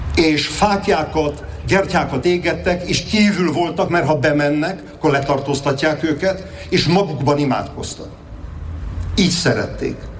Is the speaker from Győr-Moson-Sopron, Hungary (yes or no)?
yes; Hegykő, Győr-Moson-Sopron, Hungary; Széchenyi birtokon Alexandra és Bea grófnőkkel együtt hegykőn születtünk